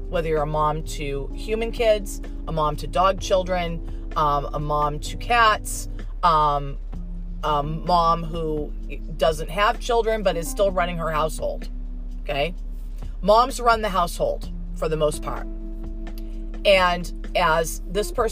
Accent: United States; as an American

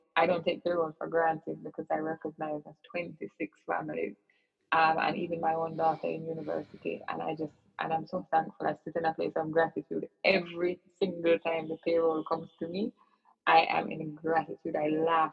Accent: Kingston, Jamaica; I grew up in Kingston, Jamaica

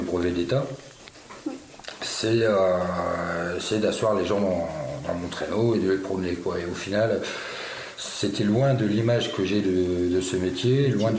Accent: France; also born or lived in Béarn; je suis né en France, j'ai grandi en France

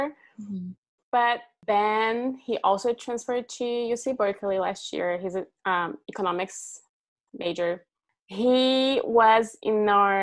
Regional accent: Brazil; moved away as an adult; also born or lived in Redding, California; now in Pacifica, United States; I'm from Brazil. I moved here 6 years ago. I was going to law school before I moved

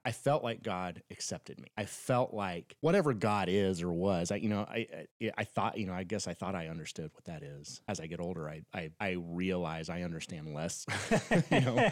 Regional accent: Northern Florida, United States; we grew up in Northern Florida, uh, right by Alabama

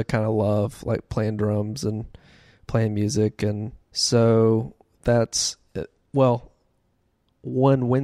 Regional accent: Birmingham, Alabama, United States; I am from Birmingham, I guess. Lived here for 21 years, mm-hmm. I believe. So we moved around a bunch when I was younger.

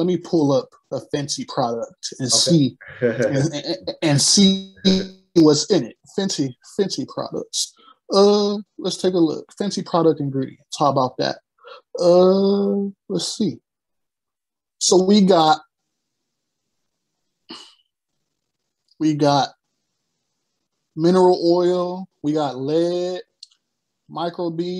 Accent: Akron, Ohio, United States; my hometown, I come from Akron

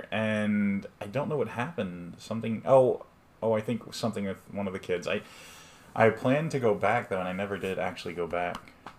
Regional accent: Texas, United States; we're from Texas. We live in Texas

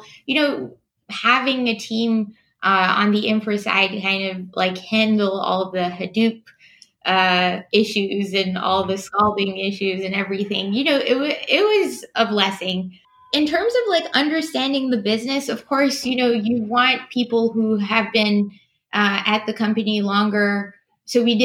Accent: Montreal, Quebec, Canada; moved away; also born or lived in Toronto; I grew up in Montreal.

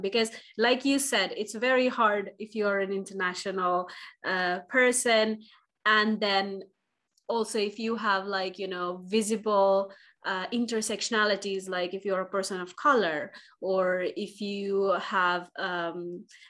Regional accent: India; now in Finland; I'm originally from India

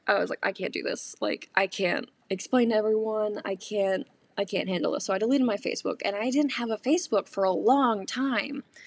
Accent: North Carolina, United States; moved away as an adult; now in Michigan, United States; growing up in North Carolina

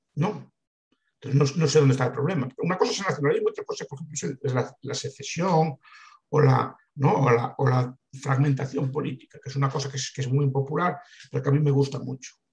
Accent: Galicia, Spain; visto como un gallego de mi época y de mi edad

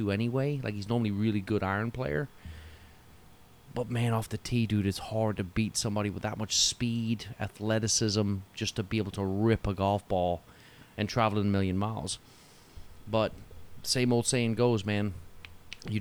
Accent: Newcastle upon Tyne, North East England, United Kingdom; moved away as an adult; I grew up in Newcastle

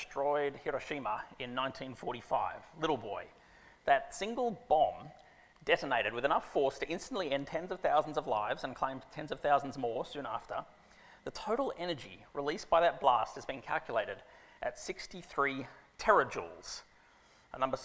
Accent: Sydney, New South Wales, Australia; also born or lived in Canberra, Australia; I grew up on Ku'ringai land, now live on Gadigal land

